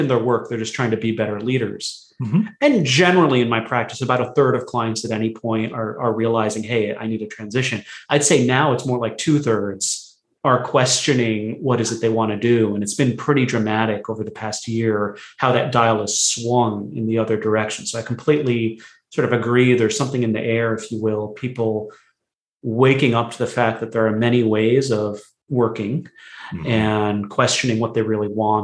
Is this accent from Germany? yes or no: no; United States; I was born in America, but my family's from India originally